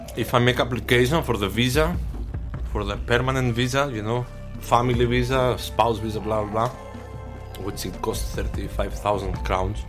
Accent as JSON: {"language": "English", "town": "Thessaloniki", "region": "Central Macedonia", "country": "Greece", "tie": "born or raised there", "also_born_or_lived": "Aarhus, Denmark / Aalborg, Denmark", "second_language": "English", "moved": "as an adult", "lives_now": "Denmark", "said": "to Thessaloniki, to my hometown"}